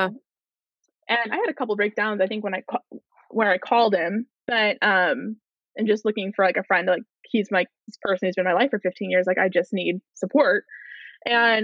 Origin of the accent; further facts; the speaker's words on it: Chicago, Illinois, United States; I grew up in Chicago